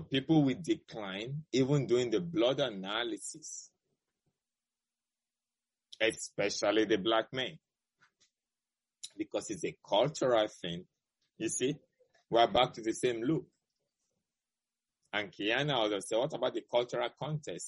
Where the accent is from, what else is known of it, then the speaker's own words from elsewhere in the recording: Nigeria; moved away as an adult; now in United States; my home country, Nigeria, which I'm very proud of where I went to medical school